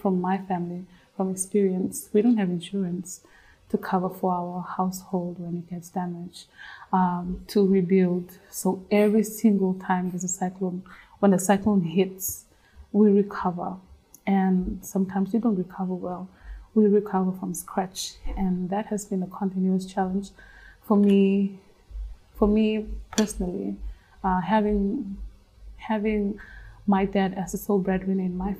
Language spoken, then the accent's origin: English; Western Division, Fiji; moved away as an adult; also born or lived in Lautoka / Suva; I grew up in the Western Division